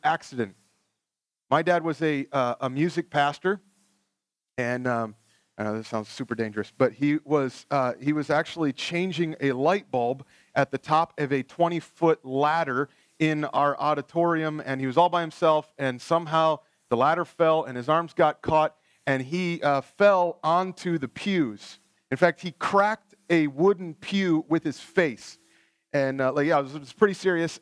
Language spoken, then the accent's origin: English; Ohio, United States; I grew up in Ohio, we had a whole bunch of tornadoes